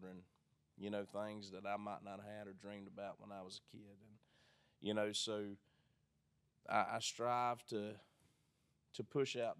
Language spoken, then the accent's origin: English; South Georgia, United States; So I'm a Georgia boy. I'm originally from South Georgia